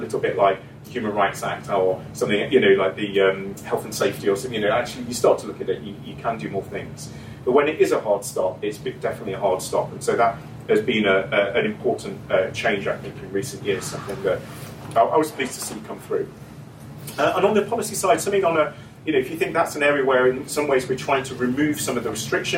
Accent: Scotland, United Kingdom; So, I'm from Scotland.

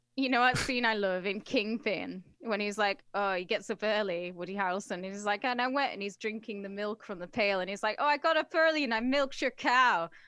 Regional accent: England, United Kingdom; I'm English

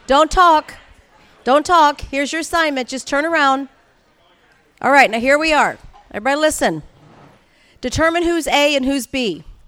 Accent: St. Louis, Missouri, United States; now in Anaheim Hills, United States; I grew up in Saint Louis, Missouri

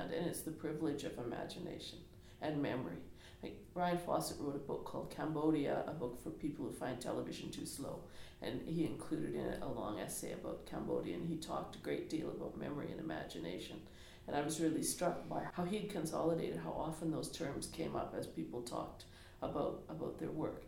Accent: Edmonton, Alberta, Canada; I am totally an urban person. I was born in Edmonton

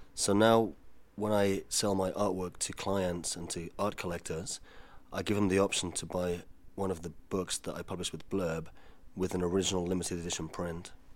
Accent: Spain; moved away; I was brought up in Spain

